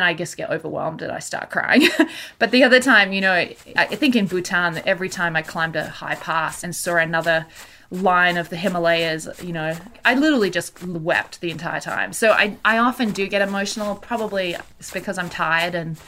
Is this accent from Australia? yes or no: yes; Australia; moved away as an adult; now in Canada; I'm originally from Australia, and I ended up in Canada when I was 21 and never really gone back.